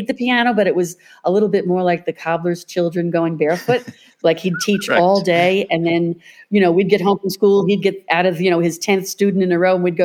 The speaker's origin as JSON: {"language": "English", "town": "New Hyde Park", "region": "New York", "country": "United States", "tie": "born or raised there", "also_born_or_lived": "Brooklyn, New York", "said": "I was born in Brooklyn, New York, and first of six children. But by the after my sister, my next sister, 2 years later, they moved out to Long Island"}